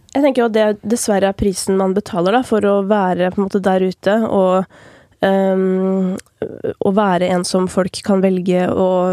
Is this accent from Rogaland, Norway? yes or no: no; Oppegård, Akershus, Norway; satt jeg i kommunestyret i Oppegård, der jeg kommer fra